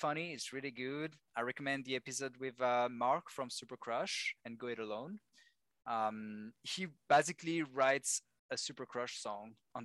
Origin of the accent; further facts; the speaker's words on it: Lyon, Auvergne-Rhône-Alpes, France; English is a second language; moved away as an adult; also born or lived in United Kingdom / Madrid, Spain / Vancouver, Canada; now in Montreal, Canada; my hometown in Lyon